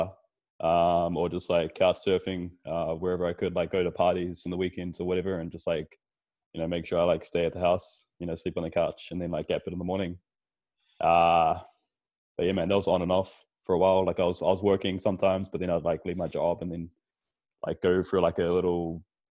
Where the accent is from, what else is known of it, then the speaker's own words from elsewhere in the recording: Auckland, New Zealand; I grew up in New Zealand. Like, obviously, I'm from here